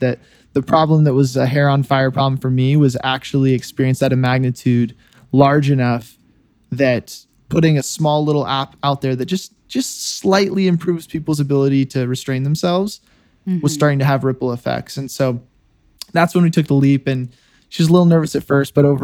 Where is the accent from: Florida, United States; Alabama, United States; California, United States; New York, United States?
California, United States; Silicon Valley; moved away as an adult; also born or lived in Notre Dame, Indiana; I grew up in the Silicon Valley